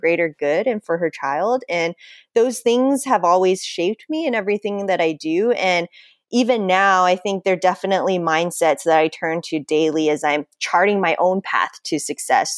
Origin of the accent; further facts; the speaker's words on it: United States; growing up in American culture